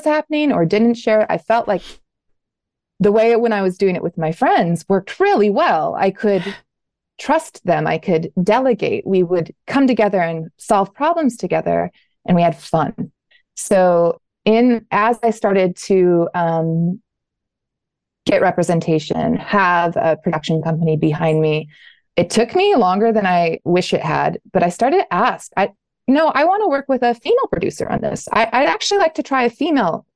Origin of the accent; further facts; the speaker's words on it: Southern Oregon, United States; my background is growing up in Southern Oregon